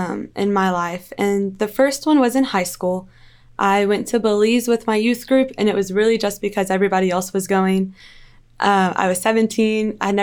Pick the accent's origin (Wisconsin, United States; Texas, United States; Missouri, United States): Texas, United States; Wichita Falls; also born or lived in 5 different states; So, I say I'm from Wichita Falls, but it's just because it's easier to say that. The truth is I've lived in a lot of places, and that's just where I've been the longest. So my dad was in the military